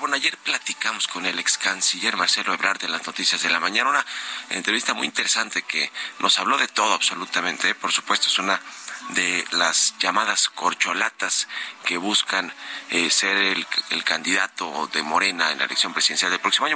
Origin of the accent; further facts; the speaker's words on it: Mexico; somos los mexicanos que usamos el aeropuerto